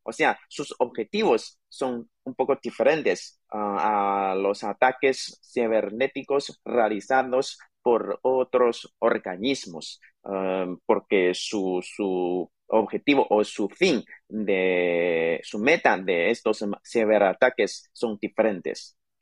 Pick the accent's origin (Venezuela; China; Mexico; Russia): China; nuestro país, contra China